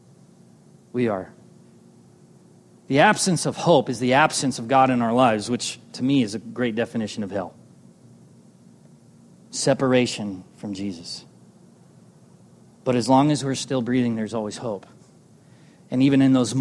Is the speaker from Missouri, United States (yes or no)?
no; Southern California, United States; I'm from Southern California